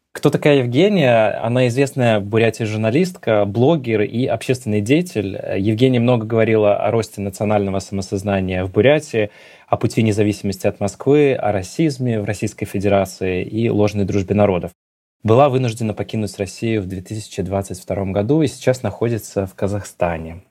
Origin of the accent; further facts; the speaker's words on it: Belarus; мы, белорусы